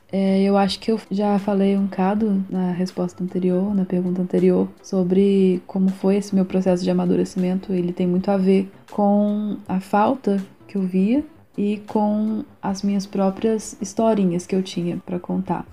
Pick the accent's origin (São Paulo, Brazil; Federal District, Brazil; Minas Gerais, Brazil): Minas Gerais, Brazil; Juiz de Fora; eu sou de Juiz de Fora, Minas Gerais.